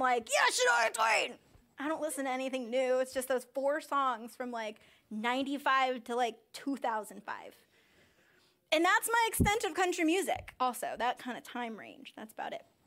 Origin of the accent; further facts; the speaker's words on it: United States; I'm from Sussex County